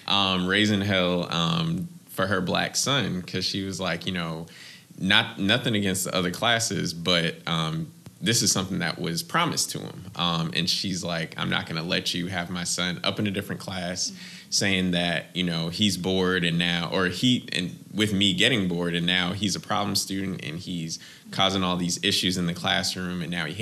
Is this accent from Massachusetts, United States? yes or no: yes; Boston, Massachusetts, United States; I am originally from Boston, Massachusetts. That's where I was born and raised. Both my parents are immigrants, so I don't have a Boston accent